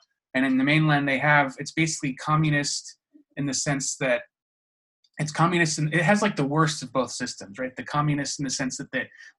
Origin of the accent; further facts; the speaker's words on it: United States; because obviously we're both American, we both have our weird experiences, we both ended up outside the country for various reasons.